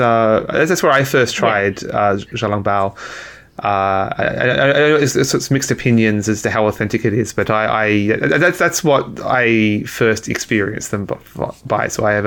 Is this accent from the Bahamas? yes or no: no; Australia; now in Vancouver, Canada; because I'm from Australia